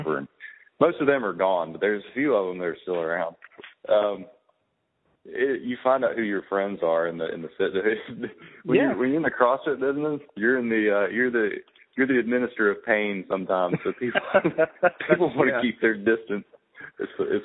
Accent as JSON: {"language": "English", "town": "Birmingham", "region": "Alabama", "country": "United States", "tie": "born or raised there", "also_born_or_lived": "Atlanta, Georgia", "said": "I grew up in Birmingham."}